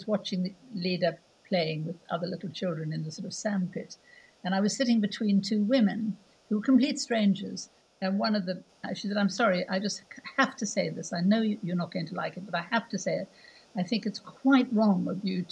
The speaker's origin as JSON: {"language": "English", "country": "South Africa", "moved": "yes", "said": "I'm South African."}